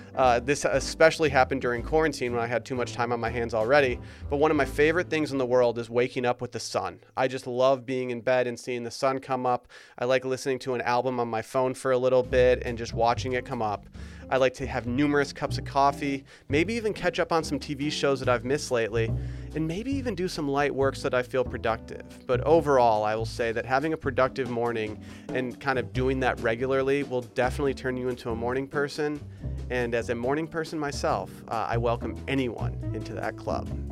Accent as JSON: {"language": "English", "region": "Michigan", "country": "United States", "tie": "born or raised there", "said": "I grew up in Michigan where Birkenstocks were very popular growing up"}